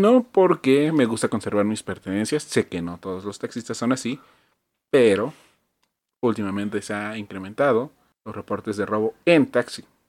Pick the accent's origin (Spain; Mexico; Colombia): Mexico; Mexico City; Iztapalapa, que es de donde yo vengo